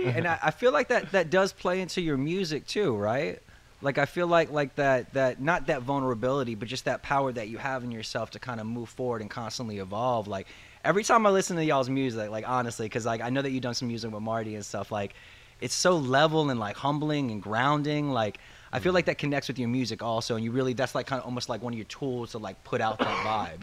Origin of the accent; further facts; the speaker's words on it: the South, United States; moved away; I'm usually originally from the South